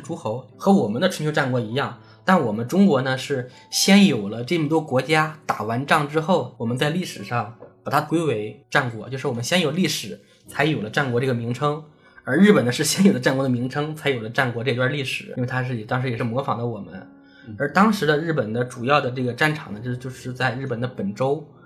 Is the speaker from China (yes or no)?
yes; area of the Lujiayu massacre, Hebei, China; 我们嗯老家那边嗯就有很多，就鲁家遇惨案